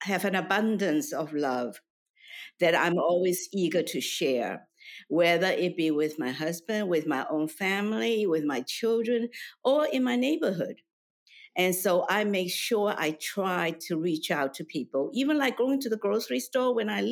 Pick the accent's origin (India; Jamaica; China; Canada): China; moved away; I was born in China into a relatively comfortable family